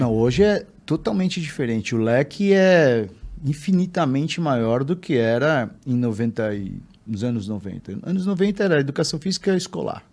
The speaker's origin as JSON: {"language": "Portuguese", "region": "São Paulo", "country": "Brazil", "tie": "born or raised there", "said": "Eu sou, sou nascido em São Paulo, vivo em São Paulo, menino de cidade."}